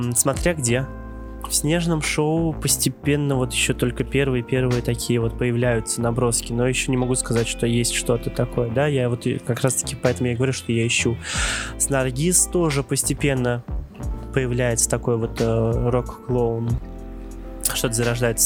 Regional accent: Kazan, Tatarstan, Russia; я из Казани приехал для этой встречи

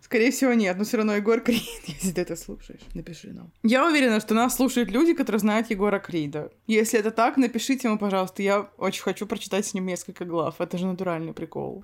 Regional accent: Yakutia, Sakha Republic, Russia; Мы оба из Якутии. У нас один язык.

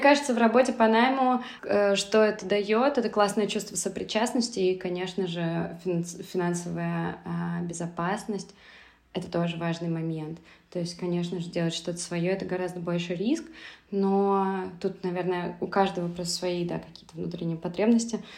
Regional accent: Saint Petersburg, Russia; moved away as an adult; also born or lived in Moscow; now in Berlin, Germany; я родилась и выросла в Петербурге, и потом жила в Москве

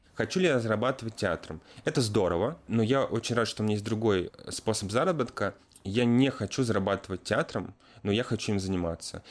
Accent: Chekhov, Moscow Oblast, Russia; Я сам из Московской области, город Чехов

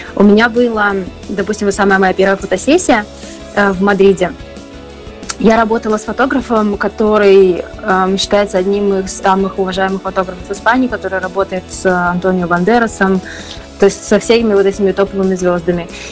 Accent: Belarus; moved away as an adult; also born or lived in Poland / Germany; now in Spain; я из Беларуси

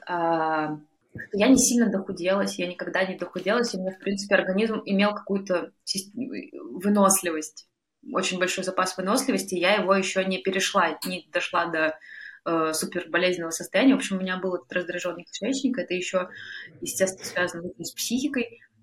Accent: Urals, Russia; в моем родном городе, где я лечилась э, на Урале

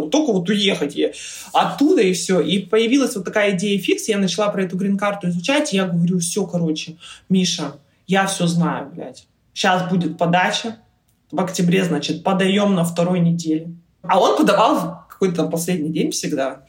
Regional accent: Irkutsk, Irkutsk Oblast, Russia; moved away as an adult; also born or lived in Poland; now in United States; я родом из Иркутска

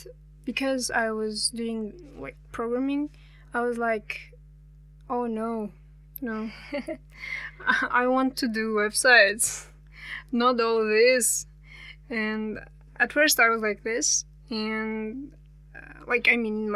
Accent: Almaty Region, Kazakhstan; English is a second language; I'm actually from Almaty, but not from the city

